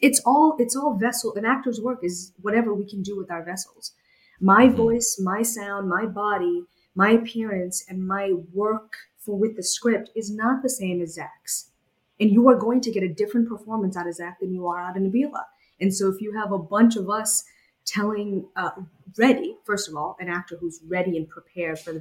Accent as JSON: {"language": "English", "town": "Boston", "region": "Massachusetts", "country": "United States", "tie": "born or raised there", "also_born_or_lived": "Bangladesh", "said": "I was born in Bangladesh and I moved to the United States when I was about 8 or 9 years old and I grew up in Boston"}